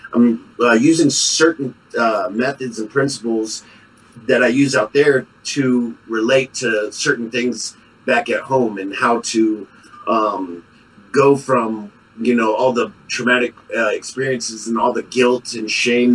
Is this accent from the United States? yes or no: yes; San Antonio, Texas, United States; now in Colorado Springs, United States; Born and raised in San Antonio